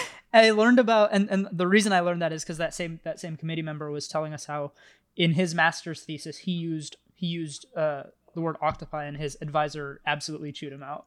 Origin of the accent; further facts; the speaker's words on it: the Bay Area, California, United States; I grew up in the Bay